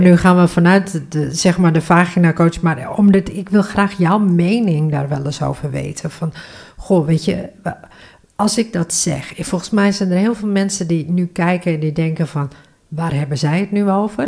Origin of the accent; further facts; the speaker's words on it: Northeast Groningen, Netherlands; Ik ben geboren en getogen in Noordoost-Groningen.